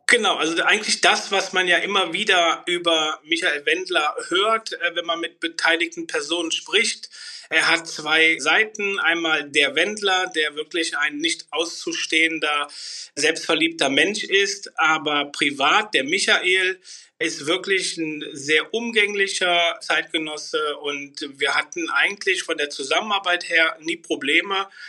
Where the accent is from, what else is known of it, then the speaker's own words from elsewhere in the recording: Bornheim, Germany; komme aus Bornheim